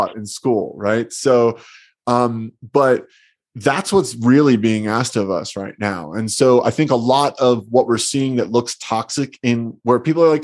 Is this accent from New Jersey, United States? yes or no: yes; New Jersey, United States; I grew up in New Jersey, and I remember being a little boy taking field trips